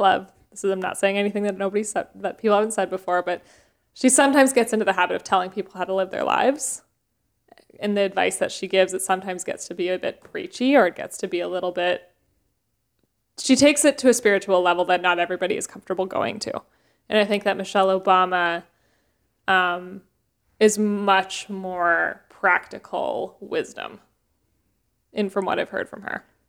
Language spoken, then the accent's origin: English; Canada; growing up in Canada